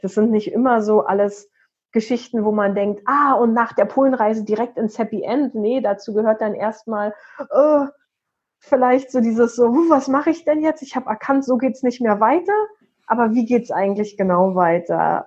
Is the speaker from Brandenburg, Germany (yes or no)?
yes; Potsdam, Brandenburg, Germany; in Potsdam, meine Heimatstadt